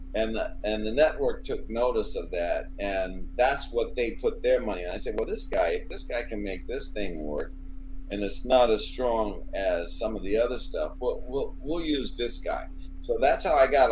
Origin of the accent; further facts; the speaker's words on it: Oakland, California, United States; moved away as an adult; also born or lived in Los Angeles; I'm from Oakland." And uh, I came down here to LA.